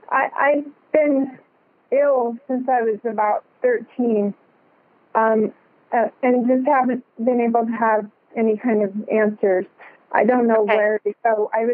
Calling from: Roseville, California, United States; I'm calling from Roseville, California.

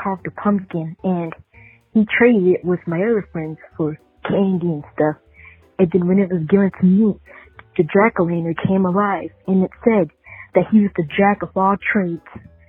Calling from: Baltimore, Maryland, United States; I'm calling from Baltimore, Maryland

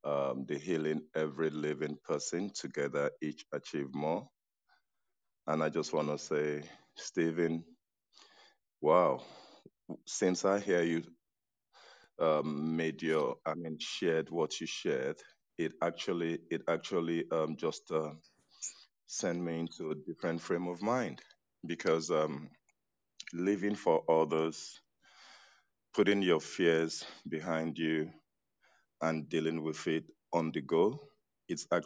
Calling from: Senegal; I'm listening from Senegal.

